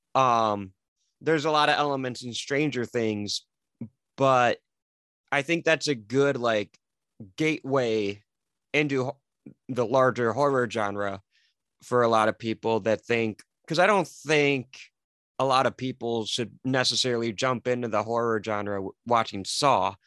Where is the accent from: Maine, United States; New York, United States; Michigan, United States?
Michigan, United States; Detroit; I'm from the Detroit area in Michigan.